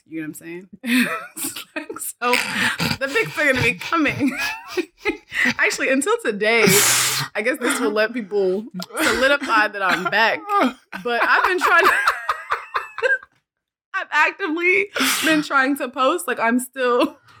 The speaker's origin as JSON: {"language": "English", "country": "South Africa", "said": "but usually like I'm from South Africa. So normally like when I go to South, my parents live there."}